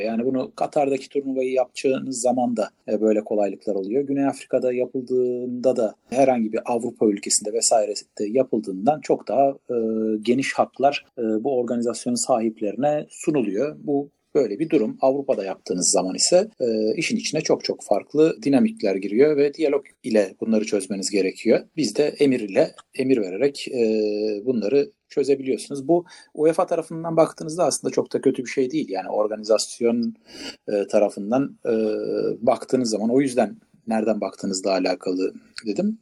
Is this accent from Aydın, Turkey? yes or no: no; İzmir, Turkey; ben de İzmirliyim